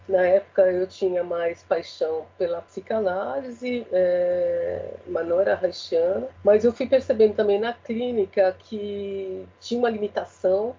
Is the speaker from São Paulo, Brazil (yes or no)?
yes; São Paulo, Brazil; eu sou paulistana, sempre morei na Zona Leste